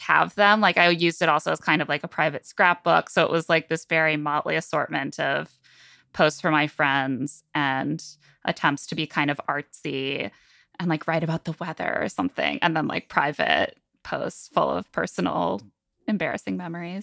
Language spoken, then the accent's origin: English; South Bend, Indiana, United States; I am from Southend, Indiana. Um, I was born in nineteen eighty-eight in, in that city, and I grew up